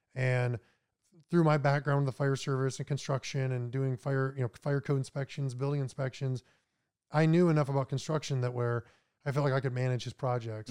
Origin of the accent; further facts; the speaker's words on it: Minot, North Dakota, United States; moved away as an adult; also born or lived in Florida; I was born in Minot, North Dakota, about an hour south of Canada